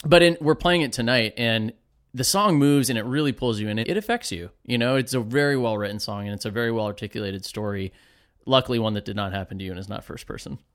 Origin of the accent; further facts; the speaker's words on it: Safety Harbor, Florida, United States; I grew up in Safety Harbor also.